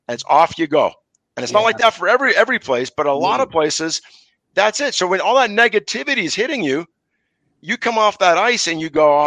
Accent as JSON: {"language": "English", "town": "Montreal", "region": "Quebec", "country": "Canada", "tie": "born or raised there", "said": "growing up in Montreal"}